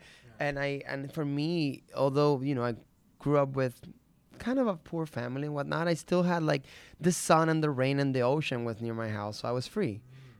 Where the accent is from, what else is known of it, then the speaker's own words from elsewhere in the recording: Puerto Rico; Growing up in Puerto Rico, let me see.